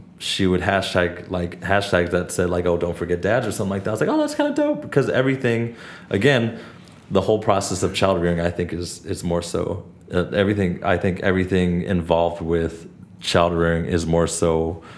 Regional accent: Los Angeles, California, United States; also born or lived in Santa Barbara; I am Asian American, born and raised in LA, the Valley, rather

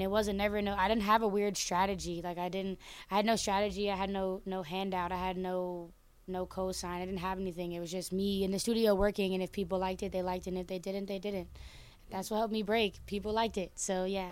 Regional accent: Oakland, California, United States; I'm from Oakland. Um, which is obviously in America and California.

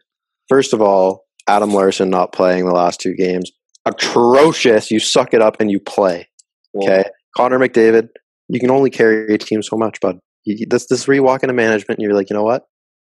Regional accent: Canada; we're Canadian.

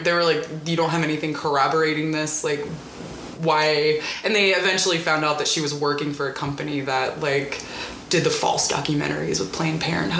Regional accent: Mississippi, United States; Yeah, I grew up in South Mississippi. I should say that I grew up on the coast, which is a little more cosmopolitan than the rest of the state.

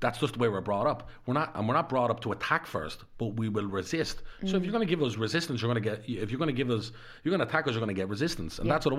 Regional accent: Dublin, Leinster, Ireland; because I was brought up in Darndale.

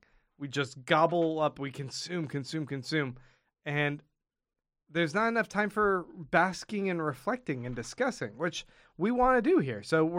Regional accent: Kansas, United States; born there; now in Austin, United States; Well, I was born in Kansas.

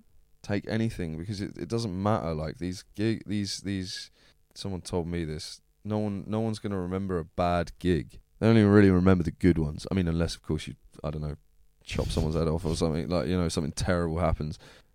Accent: Plymouth, South West England, United Kingdom; Like I said, I'm from Plymouth, isn't it?

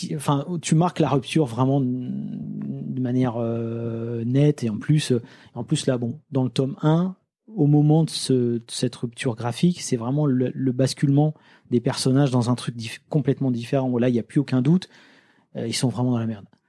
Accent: Lille, Hauts-de-France, France; also born or lived in Nancy; je viens de Lille

